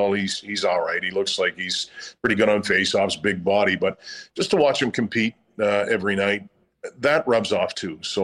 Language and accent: English; Nova Scotia, Canada; now in Winnipeg, Canada; I'm from Nova Scotia